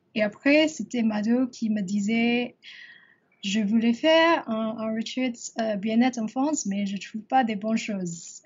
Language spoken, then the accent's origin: French; Singapore; French is a second language; also born or lived in Paris; j'ai grandi à Singapour